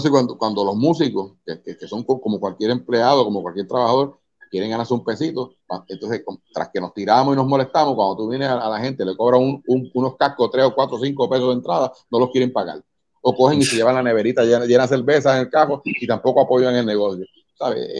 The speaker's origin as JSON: {"language": "Spanish", "town": "Caguas", "country": "Puerto Rico", "said": "Soy de, de Cagua de Cagua."}